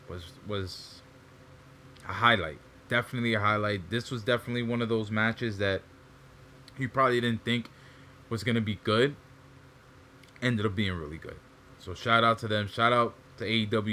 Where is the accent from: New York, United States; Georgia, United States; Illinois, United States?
New York, United States; because I'm from New York